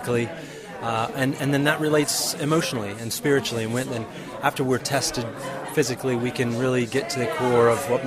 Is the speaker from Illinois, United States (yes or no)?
no; New Jersey, United States; accent: American; moved away as an adult; by my American accent, I come from America, brought up in New Jersey in America